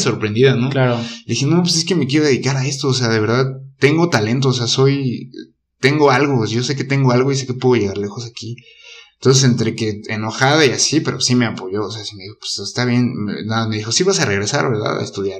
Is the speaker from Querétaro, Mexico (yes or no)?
yes; Querétaro, Mexico; soy queretano desde siempre